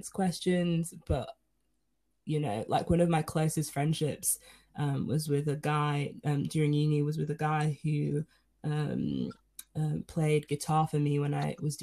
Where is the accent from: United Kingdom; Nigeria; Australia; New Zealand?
Nigeria; I'm Nigerian